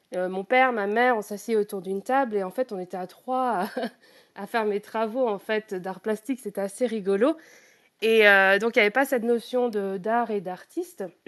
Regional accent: Normandy, France; moved away as an adult; now in United Kingdom; je suis à la base, je suis normande, donc je, vis en fait près de la, mer, à côté du Mont Saint-Michel. Donc, euh, j'ai passé tous mes week-ends en tant qu'enfant

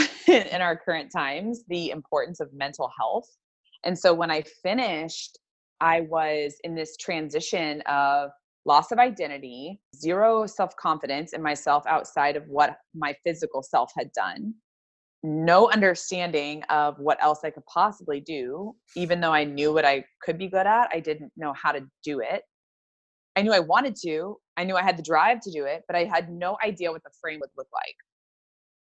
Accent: Kentucky, United States; moved away as an adult; also born or lived in Florida; I grew up in Kentucky.

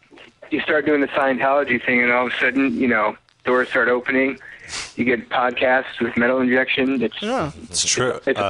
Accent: Detroit, Michigan, United States; we're all friends from Detroit.

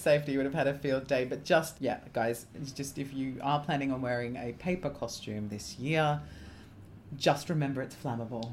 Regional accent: England, United Kingdom; growing up in England

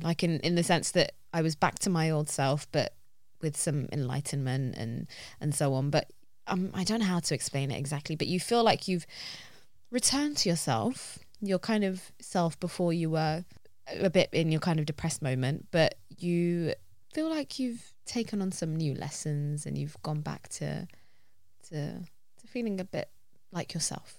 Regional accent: London, United Kingdom; I love this city with all my heart. I feel like I'm a Londoner

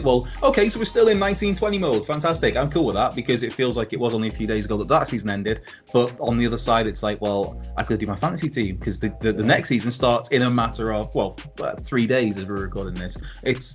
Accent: Wales, United Kingdom; as a Welshman

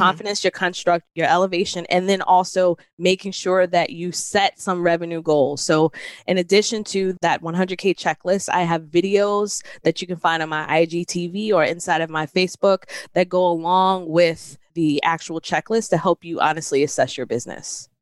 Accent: New York City, New York, United States; moved away; I'm from originally from New York City

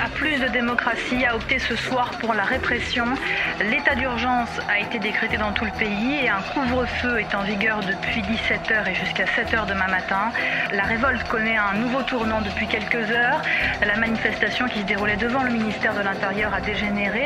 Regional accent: Tunis, Tunis Governorate, Tunisia; moved away as an adult; now in Madagascar; j'ai grandi euh, à Tunis. Je suis née à Tunis euh, et euh, j'y suis restée jusqu'à l'âge de 18 ans

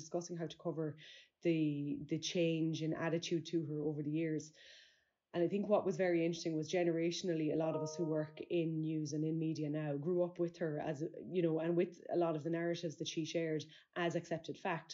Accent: Ireland; we're Irish people

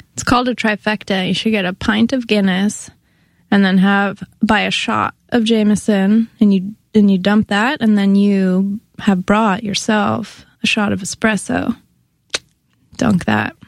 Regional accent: Bay Area, near Berkeley, California, United States; moved away as an adult; also born or lived in Santa Cruz, California; now in New York, United States; I'm from the Bay Area. I'm from a suburb near Berkeley, California

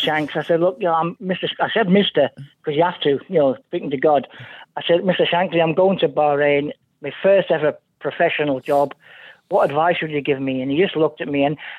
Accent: Liverpool, North West England, United Kingdom; moved away; I was born in Anfield. You know the area well, just on the other side of Stanley Park, right on Anfield Road.

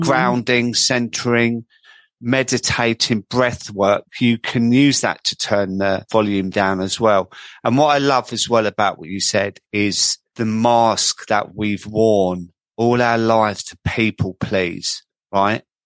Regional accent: Croydon, London, United Kingdom; accent: market boy; I come from Croydon, as everyone knows, and I sound like a market boy

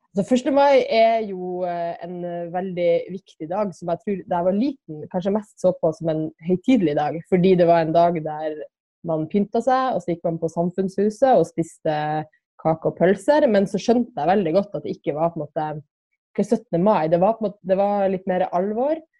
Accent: Kirkenes, Finnmark, Norway; i Kirkenes, der jeg er fra

